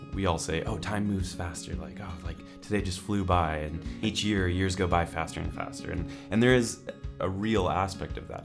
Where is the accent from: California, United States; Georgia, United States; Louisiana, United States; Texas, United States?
California, United States; moved away as an adult; now in Edinburgh, United Kingdom; I'm originally from California